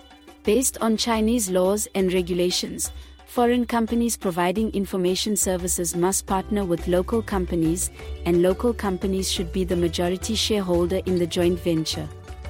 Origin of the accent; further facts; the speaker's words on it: South Africa; We are both from South Africa. And this is our city.